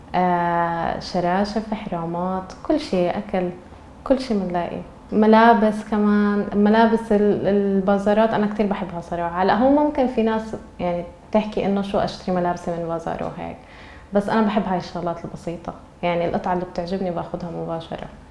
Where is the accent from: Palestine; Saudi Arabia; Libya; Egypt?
Palestine; Nablus, West Bank; moved away as an adult; now in Istanbul, Turkey; انا مدينتي نابلس